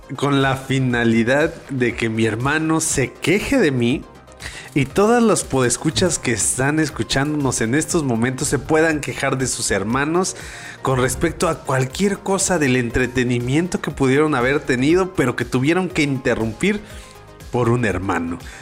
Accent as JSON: {"language": "Spanish", "country": "Mexico"}